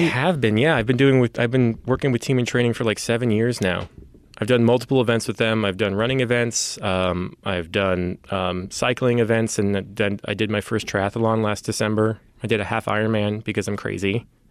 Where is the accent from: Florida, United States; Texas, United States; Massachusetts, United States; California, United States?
California, United States; San Francisco; I was born and raised here in San Francisco